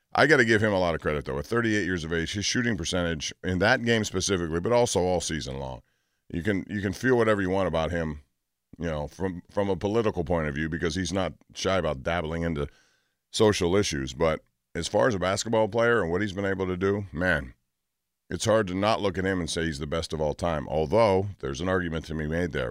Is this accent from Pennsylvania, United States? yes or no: yes; Aliquippa, Pennsylvania, United States; I'm from Aliquippa, Pennsylvania, specifically Hopewell Township.